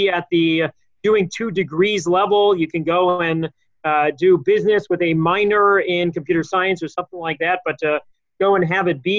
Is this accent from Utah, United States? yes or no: no; Los Angeles, California, United States; moved away as an adult; also born or lived in Israel / Philadelphia / Silver Spring; now in Boston, United States; where I'm from, I grew up in Los Angeles